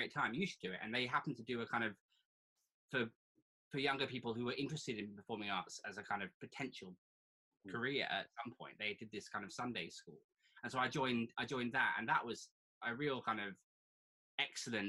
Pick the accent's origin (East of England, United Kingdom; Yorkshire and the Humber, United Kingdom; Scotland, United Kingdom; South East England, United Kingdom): South East England, United Kingdom; Surrey; accent: posh; I was born in Surrey. Very green, boring green Surrey.